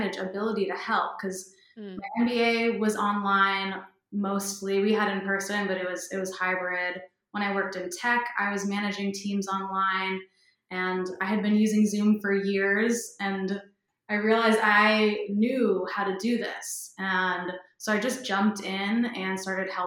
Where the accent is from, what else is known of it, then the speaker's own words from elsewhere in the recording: Massachusetts, United States; also born or lived in San Francisco; now in Los Angeles, United States; I'm originally from the East Coast, Massachusetts, but have a California soul